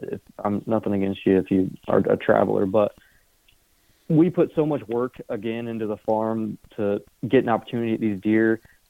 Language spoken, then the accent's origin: English; Indiana, United States; moved away as an adult; now in Iowa, United States; I'm from Indiana, so sold my house, quit my job, moved to Iowa.